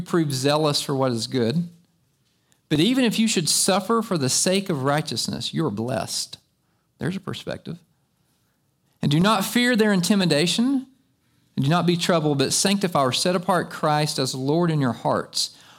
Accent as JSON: {"language": "English", "country": "United States", "tie": "born or raised there", "said": "I've been raised right here in America."}